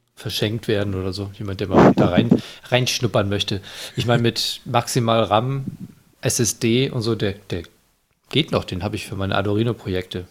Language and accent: German; Northern Germany, Germany; Ich als Norddeutscher